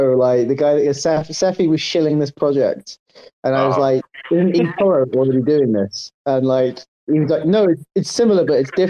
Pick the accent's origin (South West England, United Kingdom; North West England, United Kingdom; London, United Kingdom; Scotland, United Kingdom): London, United Kingdom; moved away as an adult; I'm actually from London, right? But like, I lived there for the first 21 years of my life.